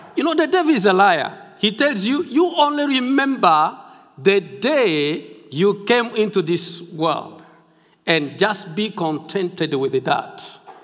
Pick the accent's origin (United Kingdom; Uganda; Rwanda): Uganda; Tororo, Eastern Region; I come from Tororo, Uganda. That's where the Lord has sent me with my wife and my children, and that's where we are doing the work of the Lord